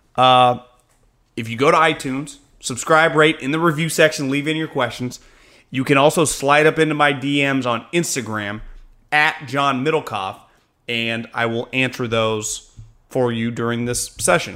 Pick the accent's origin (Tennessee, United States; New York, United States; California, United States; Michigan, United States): California, United States; Northern; growing up in Northern California